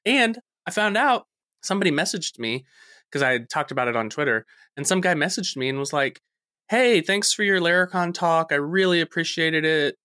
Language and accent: English; Texas, United States; I am from Texas